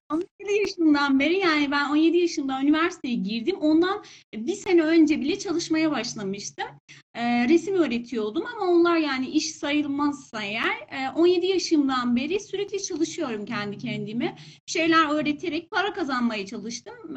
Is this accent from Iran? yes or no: yes; Iran; Turkish is a second language; İran'da doğdum. İran'da yaşıyorum